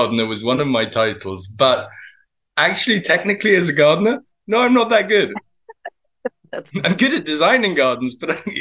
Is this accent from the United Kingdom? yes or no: yes; Devon, South West England, United Kingdom; also born or lived in Cambridge, United Kingdom; I was born in Cambridge in the UK, but I spent a lot of my childhood in Devon